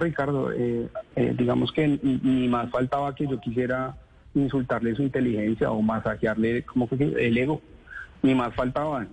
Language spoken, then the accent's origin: Spanish; Colombia; sacar adelante mi familia en mi país, a este país que amo